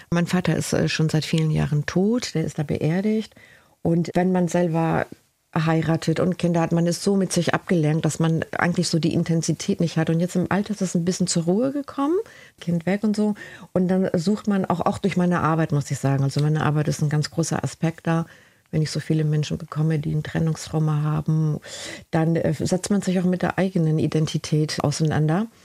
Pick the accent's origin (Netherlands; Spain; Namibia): Spain; Galicia; Ich komme aus Galizien. Das ist der Jakobsweg.